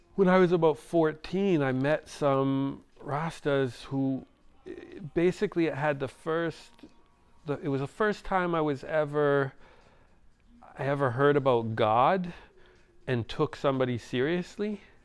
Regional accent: Montreal, Quebec, Canada; I didn't grow up in Jamaica. I grew up in Montreal

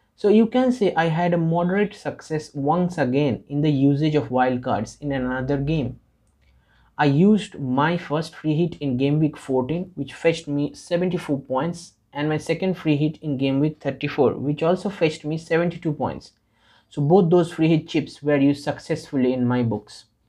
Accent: India; I am from India.

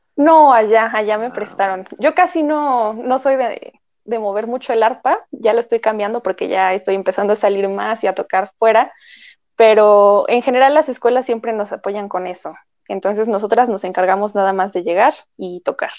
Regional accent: Mexico; nosotros como mexicanos

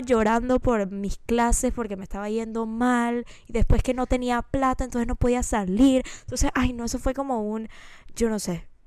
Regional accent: Panama; moved away as an adult; now in United States; cuando yo me fui de Panamá, yo todavía tengo un grupo de amigas

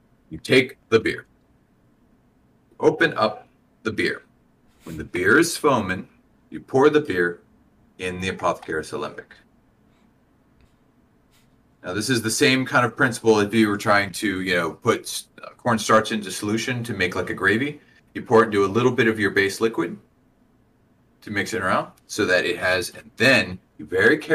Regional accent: South Central Pennsylvania, United States; my life growing up in South Central Pennsylvania

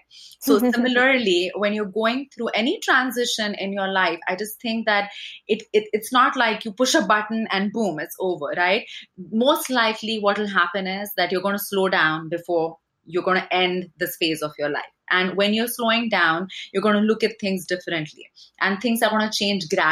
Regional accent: India; moved away as an adult; I grew up in India and I came here in my 20s, or actually my, when I was 20

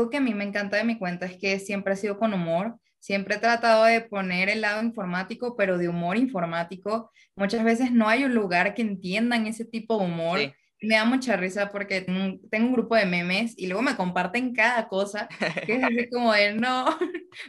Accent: Venezuela; Hasta que llegó un punto que dije, voy a poner un cartel en la pared que diga, soy venezolana.

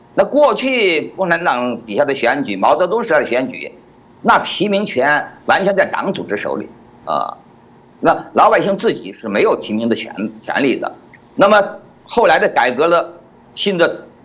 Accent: China; 按照我们中国人的习俗

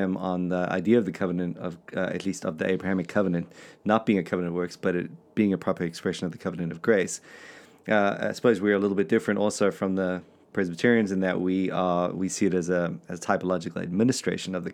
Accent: South Africa; We're just South African

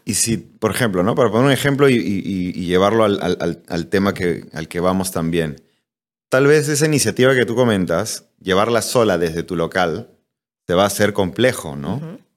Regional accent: Peru; yo soy cocinero peruano

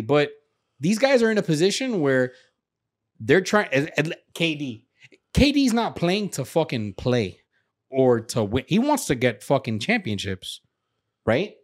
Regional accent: Miami, Florida, United States; I'm from, from Miami, I'm from Kendall

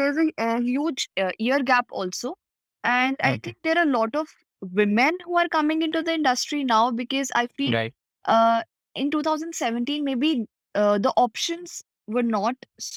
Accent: Punjab, India; also born or lived in Mumbai; I've stayed all my life in Punjab.

